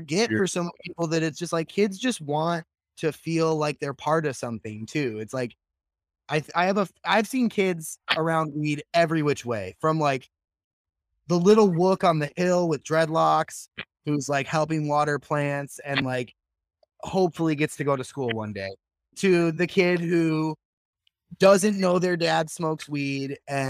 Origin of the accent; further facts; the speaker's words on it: Midwest, United States; I grew up in the Midwest where it's like the Bible Belt